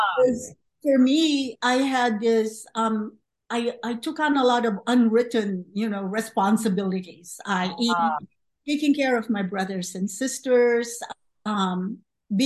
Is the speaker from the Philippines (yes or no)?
yes; Philippines; moved away as an adult; also born or lived in Los Angeles, United States; now in United States; I came to the U.S. from the Philippines right after college